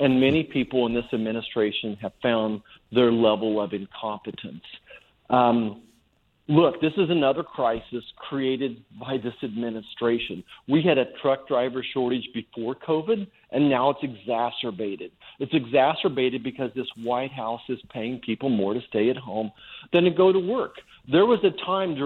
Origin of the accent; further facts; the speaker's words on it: Kansas, United States; my home state of Kansas